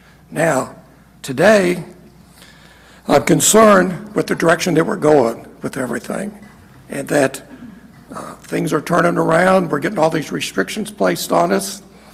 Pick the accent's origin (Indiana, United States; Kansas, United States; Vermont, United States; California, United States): Kansas, United States; now in Harrison, Ohio, United States; Kansas, where my father was born and where I was born in Kansas.